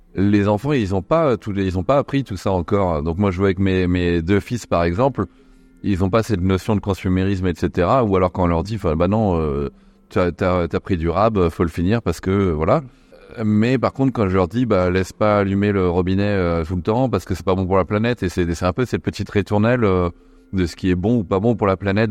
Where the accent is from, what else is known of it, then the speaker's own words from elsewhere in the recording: Nantes, Pays de la Loire, France; J'ai grandi à Nantes